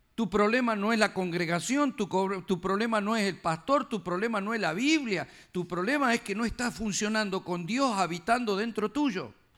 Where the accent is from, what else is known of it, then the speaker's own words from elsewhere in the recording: Argentina; yo como argentino